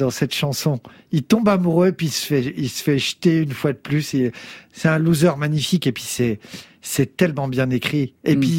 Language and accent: French; Bourgogne-Franche-Comté, France; also born or lived in Beauvais; je suis né dans l'Oise, à Beauvais, et après, je suis parti dans l'est. Euh, euh, à Montbéliard, Belfort, machin. Dans, j'ai grandi dans les HLM de l'Est de la France. Et après, on s'est barré dans le Sud et je me sens profondément du Sud